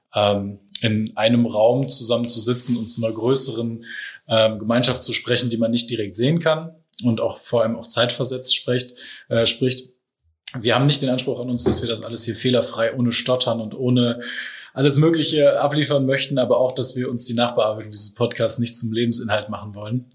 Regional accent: Ratingen, North Rhine-Westphalia, Germany; moved away as an adult; now in Hamburg, Germany; Ich bin ähm, ursprünglich aus NRW, aus Rating und ähm, bin im März mit meiner Frau meiner Tochter nach Hamburg gezogen

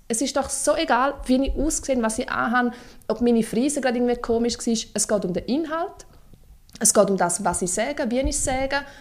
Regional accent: Lower Engadine, Graubünden, Switzerland; Ich bin im Unterengadin aufgewachsen, am schönsten Ort der Welt

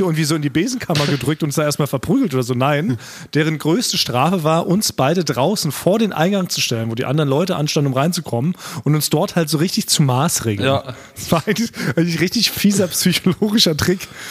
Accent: Berlin, Germany; wir als Berliner, so als Berliner Party-Konnoisseure

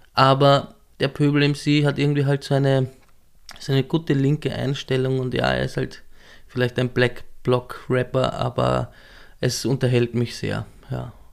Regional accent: southern Weinviertel, Lower Austria, Austria; moved away as an adult; also born or lived in Marchfeld; now in Vienna, Austria; im südlichen Weinviertel bin ich mhm. aufgewachsen

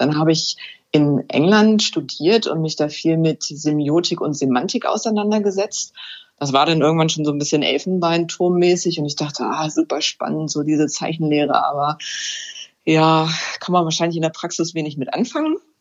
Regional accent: Hänigsen, Lower Saxony, Germany; now in Burgdorf, Germany; Ich komme ursprünglich aus Henigsen

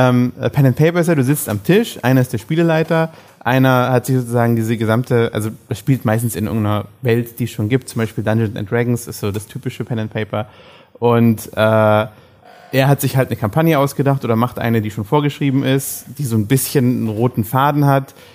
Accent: Germany; dass wir da als Deutsche

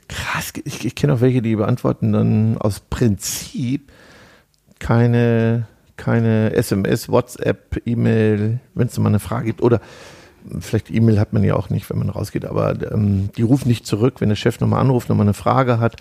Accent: North Rhine-Westphalia, Germany; wir kommen ja aus Ostwestfalen

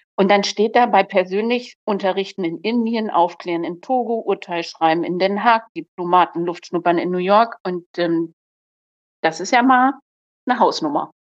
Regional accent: Lower Saxony, Germany; komme ja aus Niedersachsen

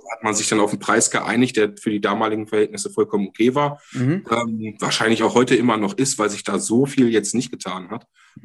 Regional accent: Hanover, Lower Saxony, Germany; bei uns in Hannover

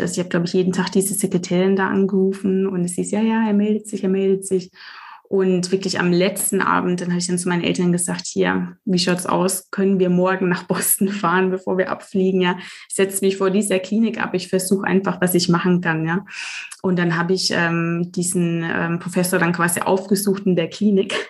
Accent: Germany; ich bin in Deutschland geboren

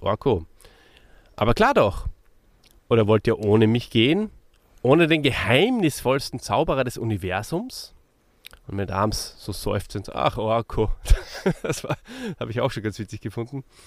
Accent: Austria; für mich als Österreicher

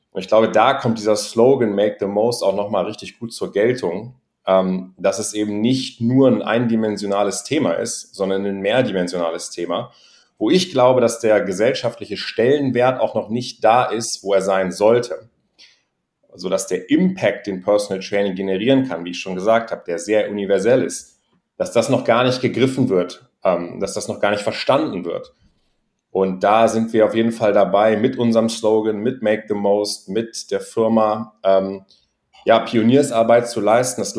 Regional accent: Göttingen, Lower Saxony, Germany; moved away as an adult; now in Berlin, Germany; ich bin äh, mittlerweile 29 äh, Jahre alt, komme aus Göttingen, kleine Stadt in Niedersachsen und bin vor circa, nee, sogar ziemlich genau vor zehn Jahren ähm, nach Berlin gezogen

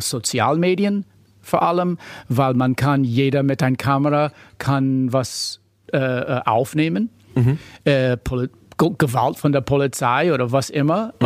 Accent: United States; German is a second language; moved away as an adult; now in Berlin, Germany; mein Diplom bekommen habe in den USA, bin Amerikaner

